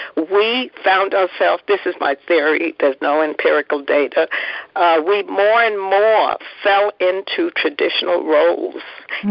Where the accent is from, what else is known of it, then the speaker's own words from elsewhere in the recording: New York City, New York, United States; also born or lived in Philadelphia; we grew up in Harlem